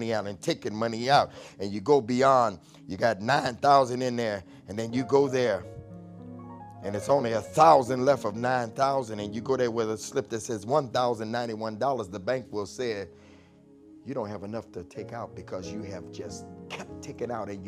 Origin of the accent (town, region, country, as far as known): Detroit, Michigan, United States